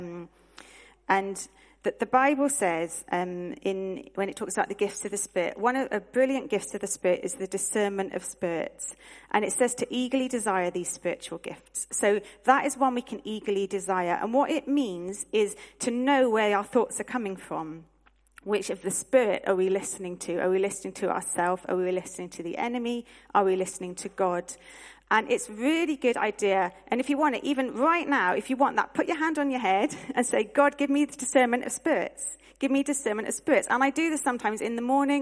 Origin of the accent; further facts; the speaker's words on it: United Kingdom; as British people